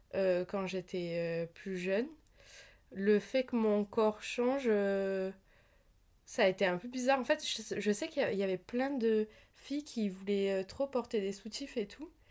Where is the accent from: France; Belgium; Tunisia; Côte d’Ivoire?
France; the South of France; je viens du Sud